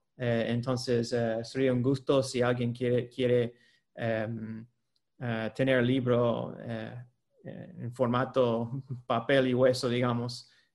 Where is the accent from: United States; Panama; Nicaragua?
United States; moved away; Yo soy de Estados Unidos